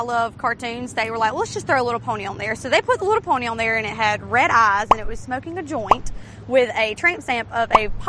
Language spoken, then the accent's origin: English; South Georgia, United States; because we're from South Georgia. We kind of have an accent